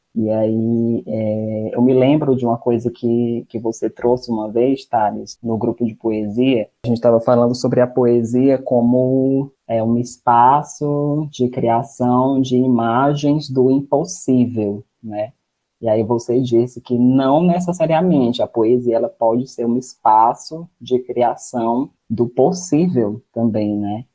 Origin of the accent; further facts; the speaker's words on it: Maranguape, Ceará, Brazil; also born or lived in Fortaleza; eu não sou da cidade de Fortaleza, eu sou de Maranguape. E aí eu acabo indo para Fortaleza por conta dos estudos